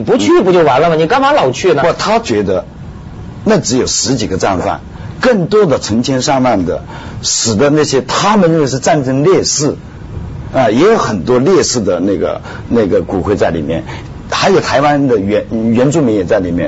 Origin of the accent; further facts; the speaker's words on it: China; moved away as an adult; also born or lived in Japan; 我们中国人